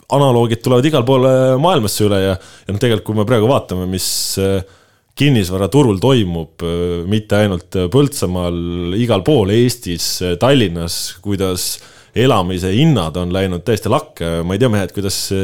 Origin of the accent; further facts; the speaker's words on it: Hiiumaa, Hiiu County, Estonia; mina siis eh, endiselt olen pärit Hiiumaalt